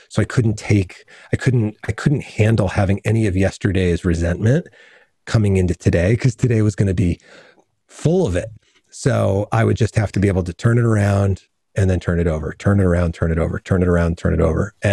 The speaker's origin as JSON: {"language": "English", "town": "New Rochelle", "region": "New York", "country": "United States", "tie": "born there", "said": "My family's from Brooklyn. All my siblings are born in Brooklyn. I was born in New Rochelle and then we moved, you know, out into the country."}